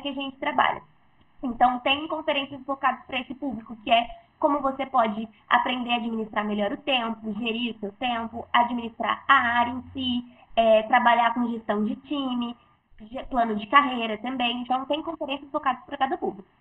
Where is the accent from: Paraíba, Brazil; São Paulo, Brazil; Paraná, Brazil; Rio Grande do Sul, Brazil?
São Paulo, Brazil; interior of; eu sou aqui do, interior de São Paulo